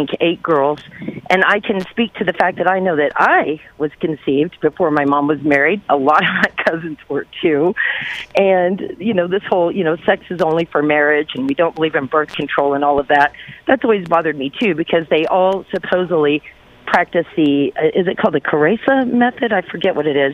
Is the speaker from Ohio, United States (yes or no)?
no; Wichita, Kansas, United States; moved away as an adult; up in a pro-life, very Catholic family in Wichita, Kansas during the Randall Terry days